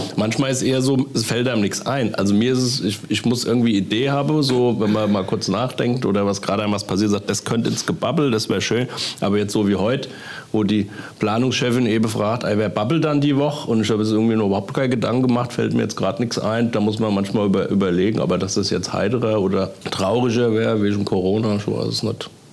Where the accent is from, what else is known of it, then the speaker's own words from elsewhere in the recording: Kloppenheim, Hesse, Germany; in Kloppenheim, also wo ich herkomme